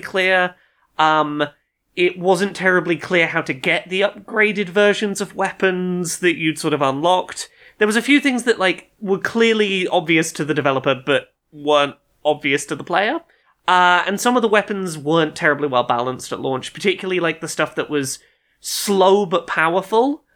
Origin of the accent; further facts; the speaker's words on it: United Kingdom; as a British child of a certain age